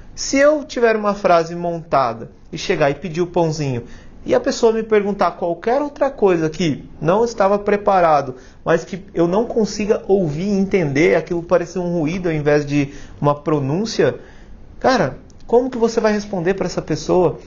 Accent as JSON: {"language": "Portuguese", "country": "Brazil", "said": "nós brasileiros"}